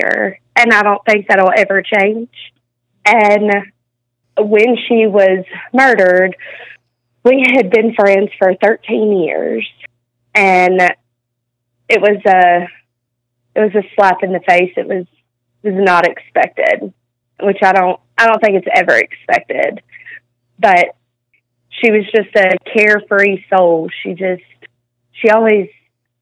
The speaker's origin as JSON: {"language": "English", "region": "North Mississippi", "country": "United States", "tie": "born or raised there", "also_born_or_lived": "New Mexico", "said": "we're from a small town in North Mississippi, and I moved from New Mexico, and whenever I moved to North Mississippi, I didn't obviously know anybody"}